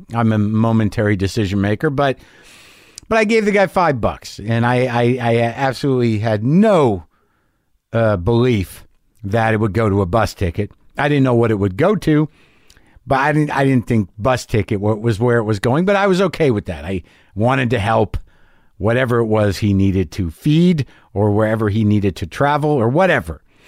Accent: New Mexico, United States; I grew up in New Mexico

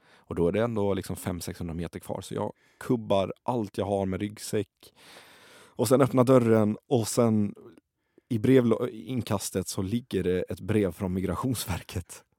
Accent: Kallinge, Blekinge, Sweden; also born or lived in Iraq; Jag upplevde min barndom i, i Kallinge jag blev människa igen i Kallinge. Och, eh, varför Kallinge blev det absolut bästa stället, utöver att jag växte upp där

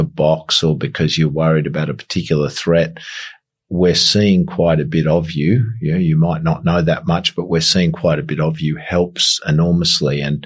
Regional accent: Australia; I'm from Australia.

